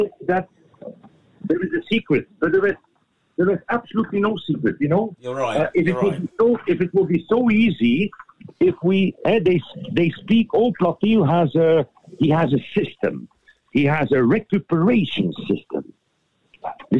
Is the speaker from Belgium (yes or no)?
yes; Flanders Fields, Belgium; we are from Flanders Fields